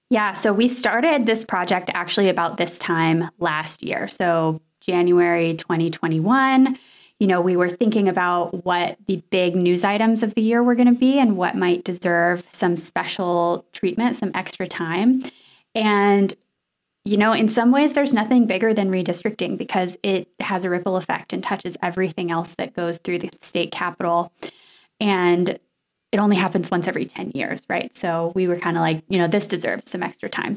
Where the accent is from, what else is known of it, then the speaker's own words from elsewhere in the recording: Nashville, Tennessee, United States; where I grew up in Nashville